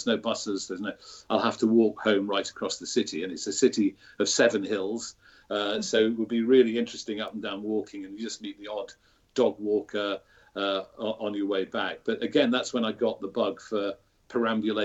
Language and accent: English; Sheffield, Yorkshire and the Humber, United Kingdom; I was born and brought up in Sheffield